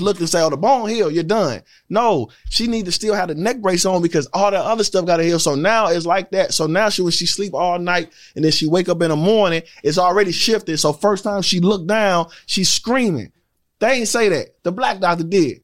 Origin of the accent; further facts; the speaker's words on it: St. Louis, Missouri, United States; now in Georgia, United States; I'm from St. Louis